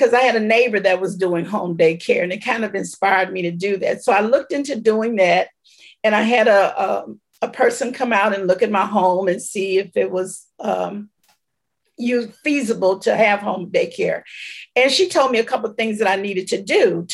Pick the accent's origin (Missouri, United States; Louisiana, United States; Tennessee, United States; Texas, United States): Missouri, United States; St. Louis; also born or lived in Belzoni, Mississippi; they moved here when I was probably 3 or 4 years old. So I was raised here, but I wasn't born here